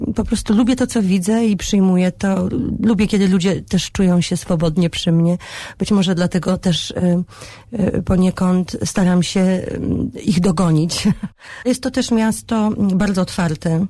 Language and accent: Polish; Poland